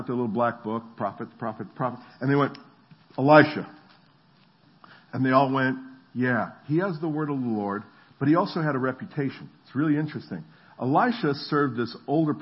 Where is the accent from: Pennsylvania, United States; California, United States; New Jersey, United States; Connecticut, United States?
New Jersey, United States; moved away; also born or lived in the South; I'm from New Jersey